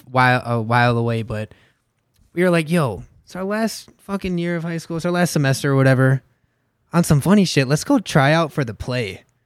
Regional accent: Inver Grove Heights, Minnesota, United States; also born or lived in Mankato, Minnesota; I'm from Inver Grove Heights. Graduated at Simley.

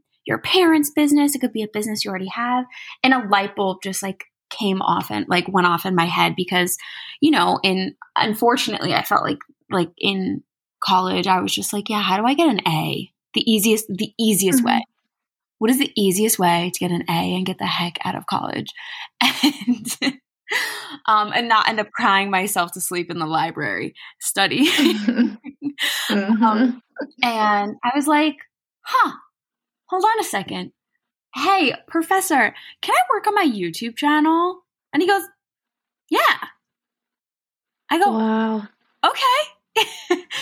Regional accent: New Jersey, United States; I'm from New Jersey

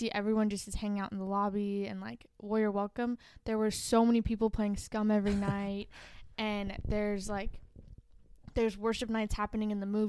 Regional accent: Placerville, California, United States; Placerville, yeah.

